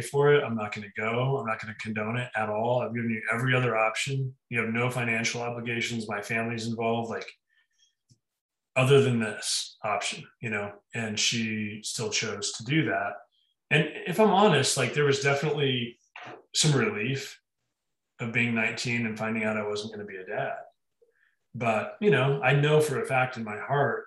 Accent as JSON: {"language": "English", "town": "Denver", "region": "Colorado", "country": "United States", "tie": "born or raised there", "also_born_or_lived": "Boulder / Hawaii", "moved": "as an adult", "said": "we grew up in the same part of town"}